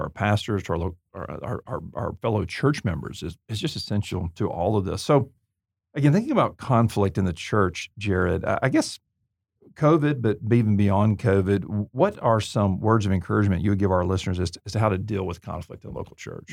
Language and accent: English; Auburn, Alabama, United States; I'm from Deep South, Alabama, Auburn